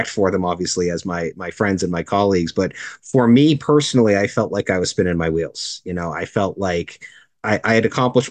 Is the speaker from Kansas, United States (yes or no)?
no; Cape Cod, Massachusetts, United States; moved away as an adult; also born or lived in Northern Connecticut; I'm originally from Cape Cod